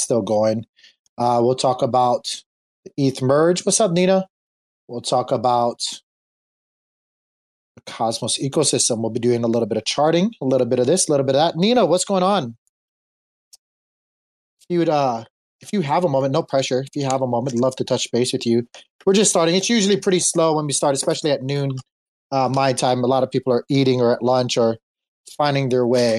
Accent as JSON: {"language": "English", "region": "Hawaii", "country": "United States", "tie": "born or raised there", "moved": "yes", "said": "I was born and raised in Hawaii. I'm an island boy."}